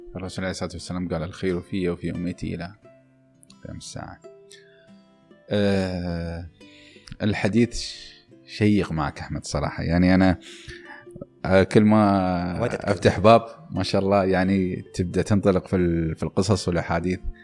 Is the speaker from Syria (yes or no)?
no; United Arab Emirates; نحن محظوظين في دولة مثل دولة الإمارات